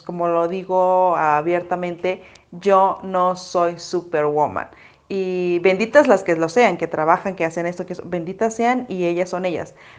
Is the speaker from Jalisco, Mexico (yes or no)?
no; Mexico City, Mexico; moved away as an adult; now in Hidalgo, Mexico; Yo soy de la Ciudad de México y me tuve que mudar a Hidalgo